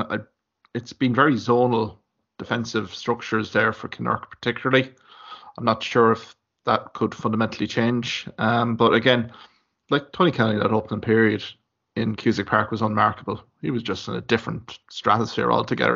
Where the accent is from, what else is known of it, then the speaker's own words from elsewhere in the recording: Limerick, Munster, Ireland; I'm from Limerick